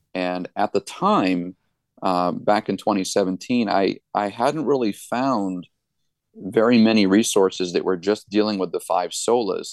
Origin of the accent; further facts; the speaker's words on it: Gilmanton Iron Works, New Hampshire, United States; also born or lived in Allentown, Pennsylvania; I was born and raised here. This is my hometown